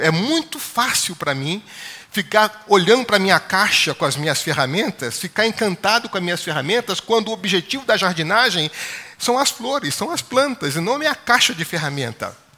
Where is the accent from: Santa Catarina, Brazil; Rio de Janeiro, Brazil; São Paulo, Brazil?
Rio de Janeiro, Brazil; Baixada Fluminense; eu cresci na Baixada Fluminense, no Rio de Janeiro